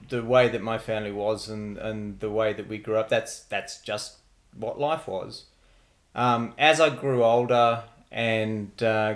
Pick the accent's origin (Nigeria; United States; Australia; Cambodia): Australia; Wagga Wagga, New South Wales; moved away as an adult; also born or lived in Sydney; now in Canberra, Australia; I was born and bred in Wagga. I was in Wagga right the way through until I left home to go to uni. So I grew up in Wagga.